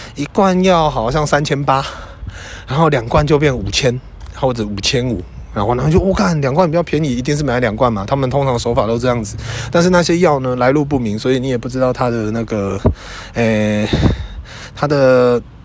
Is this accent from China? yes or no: no; Yujing, Tainan, Taiwan; moved away as an adult; also born or lived in Taipei; 我住在预警，我是一个预警人，我是一个乡下人